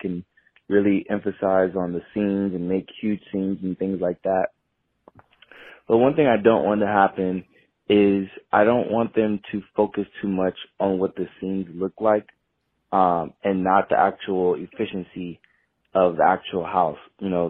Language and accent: English; West Coast, United States; So me personally, I'm from the West Coast. So my horror night season is in Hollywood.